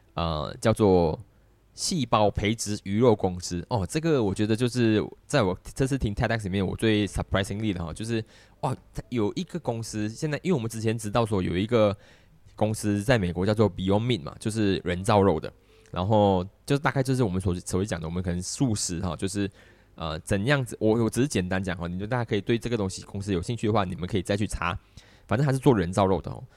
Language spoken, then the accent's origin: Chinese; Malaysia; 我们在东南亚的中心